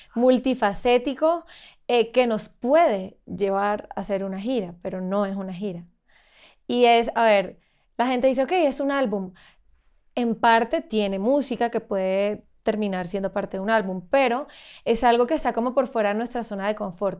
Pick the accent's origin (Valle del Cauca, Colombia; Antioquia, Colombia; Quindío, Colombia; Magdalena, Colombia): Magdalena, Colombia; Santa Marta; yo soy de Santa Marta, como te contaba, y allá hay mucha naturaleza, está el Parque Tayrona, está el mar, y yo como que siempre crecí con esa conciencia del medio ambiente